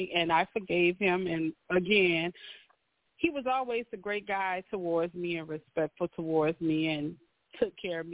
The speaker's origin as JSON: {"language": "English", "region": "Louisiana", "country": "United States", "moved": "yes", "lives_now": "Atlanta, United States", "said": "I'm from Louisiana"}